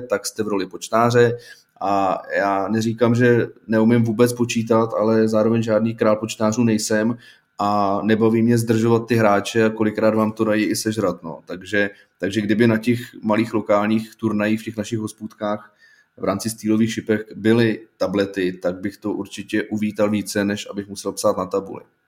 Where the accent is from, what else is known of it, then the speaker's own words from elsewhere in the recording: Plzeň, Plzeň Region, Czechia; já jsem chodil eh, v Plzni na základní školu, tak já jsem z Plzně